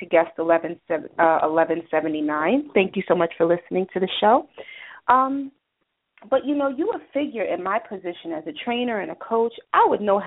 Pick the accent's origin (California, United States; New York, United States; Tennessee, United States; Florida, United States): New York, United States; also born or lived in Atlanta; I'm from New York